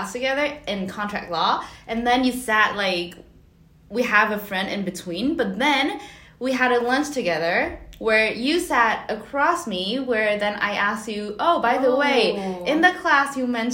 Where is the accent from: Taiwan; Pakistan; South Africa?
Taiwan; moved away as an adult; also born or lived in Germany; now in Paris, France; I come from Taiwan